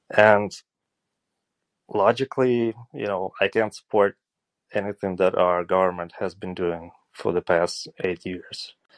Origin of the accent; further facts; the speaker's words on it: Eastern Ukraine, Ukraine; I'm from Eastern Ukraine, and I was born here